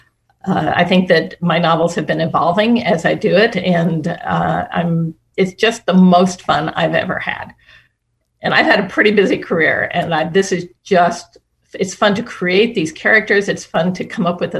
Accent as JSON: {"language": "English", "region": "Midwest", "country": "United States", "tie": "born or raised there", "said": "I was raised in the Midwest"}